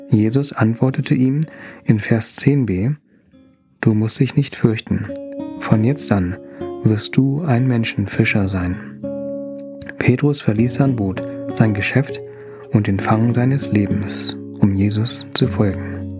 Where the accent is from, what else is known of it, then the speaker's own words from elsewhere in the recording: Thailand; ich freue mich, dass du zuhörst. Als Thailänder fühle ich mich geliebt, wenn mir jemand gutes Essen gibt.